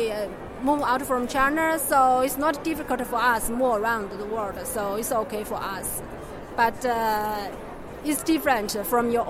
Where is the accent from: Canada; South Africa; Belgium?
Belgium; now in Netherlands; I'm from Belgium, so it's not really being abroad for me.